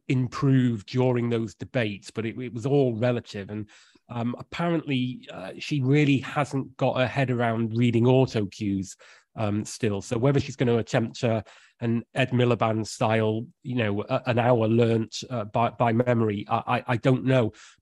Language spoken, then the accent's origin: English; Cheshire, North West England, United Kingdom; also born or lived in North Wales / East London; now in London, United Kingdom; I grew up in Cheshire and worked in North Wales for quite a long time. So, yeah, I know a little bit about the countryside, although, you know, obviously I live in East London now.